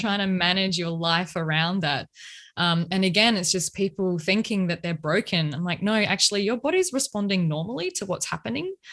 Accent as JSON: {"language": "English", "country": "Australia", "accent": "Australian", "lives_now": "Melbourne, Australia", "said": "you may tell by my accent that I am in Australia. I'm way down the bottom in A I B, scorching hot Melbourne right now"}